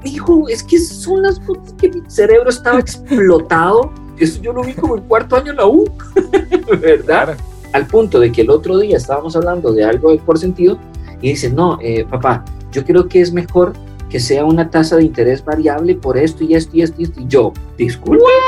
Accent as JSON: {"language": "Spanish", "town": "Montreal", "region": "Quebec", "country": "Canada", "tie": "born or raised there", "first_language": "French", "second_language": "Spanish", "moved": "yes", "said": "Yo me crié en Canadá, entonces mi primer idioma era, o aprendía a escribir y a leer en francés."}